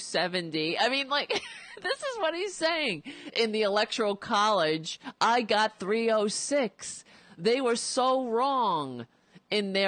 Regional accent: United States; as an American

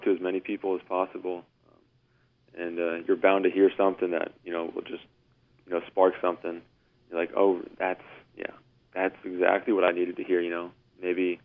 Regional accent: Atlanta, Georgia, United States; I grew up in Atlanta, and I was kind of a smaller kid when I was younger

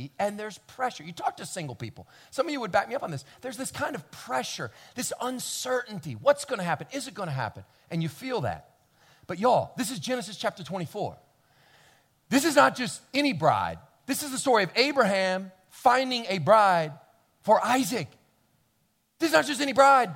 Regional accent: Kentucky, United States; I grew up in Kentucky

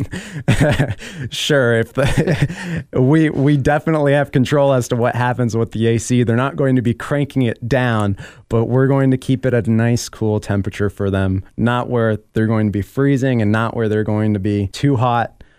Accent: Miami, Florida, United States; I'm actually from Miami

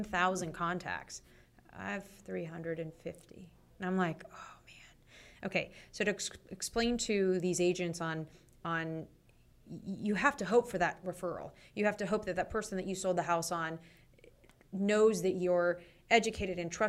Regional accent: California, United States; moved away; I'm from California

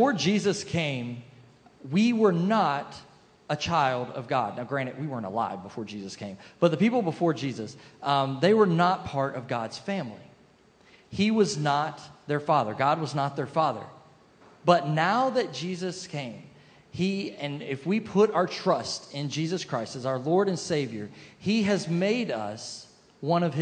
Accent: South Carolina, United States; now in Boca Raton, United States; I grew up in South Carolina

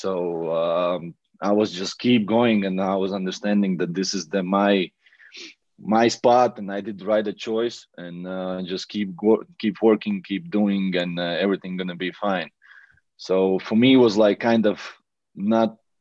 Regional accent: Latvia; English is a second language; also born or lived in Riga; I was in Latvia in my hometown in my room

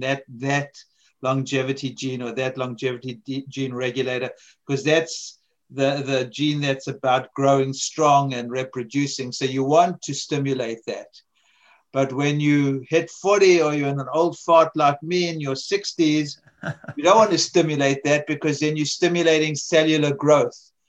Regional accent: South Africa; also born or lived in America; now in United States; I grew up in South Africa

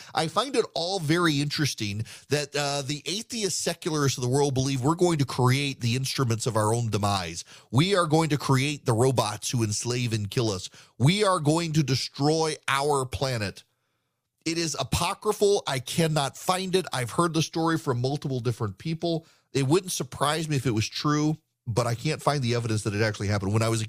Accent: Dubai, United Arab Emirates; In the 1980s, I was a kid growing up in Dubai. My dad worked for the oil industry

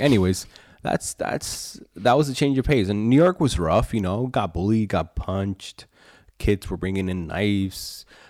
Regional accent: Medellin, Antioquia, Colombia; now in Pennsylvania, United States; I was born in Medellin, Colombia, down in South America

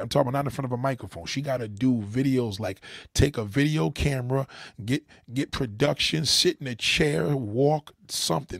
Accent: New York, United States; also born or lived in Los Angeles; I'm a New Yorker

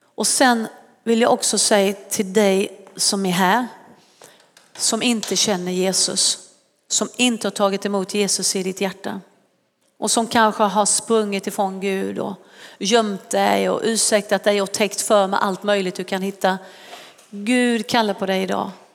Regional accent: Sweden; Vissa tror inte att jag är svensk, men det är jag

